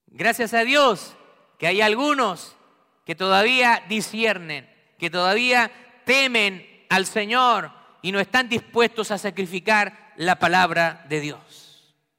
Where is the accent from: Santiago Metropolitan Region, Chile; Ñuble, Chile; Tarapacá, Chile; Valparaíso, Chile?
Santiago Metropolitan Region, Chile; Santiago; en Santiago de Chile, donde yo nací